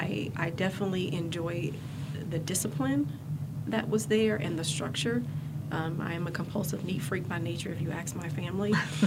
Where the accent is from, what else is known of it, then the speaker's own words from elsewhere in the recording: Greensboro, North Carolina, United States; I was born and raised in Greensboro, North Carolina, raised by a single mother.